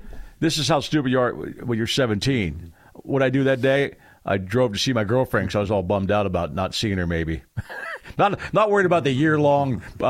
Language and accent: English; near Three Mile Island, Pennsylvania, United States; I was 15 miles, air miles away from Three Mile Island, my hometown.